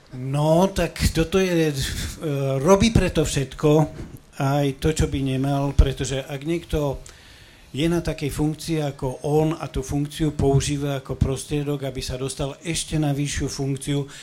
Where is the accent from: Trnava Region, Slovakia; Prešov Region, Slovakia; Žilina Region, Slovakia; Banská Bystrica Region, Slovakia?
Prešov Region, Slovakia; Prešov; now in Bratislava, Slovakia; moje rodné mesto Prešov